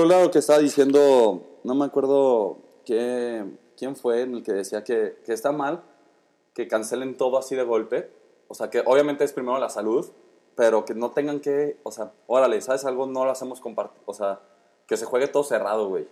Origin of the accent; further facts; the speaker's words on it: León, Guanajuato, Mexico; nosotros que somos aquí de León